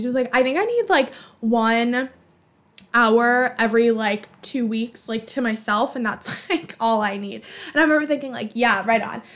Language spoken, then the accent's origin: English; Boston, Massachusetts, United States; I'm from Alston